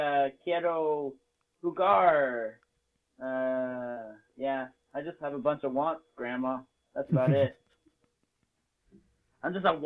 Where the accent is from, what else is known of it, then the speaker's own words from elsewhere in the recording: Spain; born there; when I tell people I was born in Spain, I have 2 parents that speak Spanish.